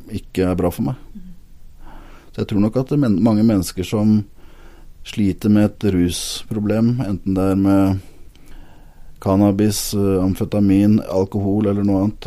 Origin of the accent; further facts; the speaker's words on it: Lillestrøm, Akershus, Norway; now in Agder, Norway; jeg kommer jo ikke fra Sørlandet, det er jo lett å høre, men, men, hjertet mitt er sørlandsk. Eh, jeg er opprinnelig fra Lillestrøm